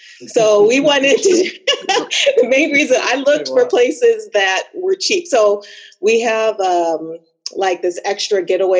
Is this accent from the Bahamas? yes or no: yes; Bahamas; moved away; I was born in the Bahamas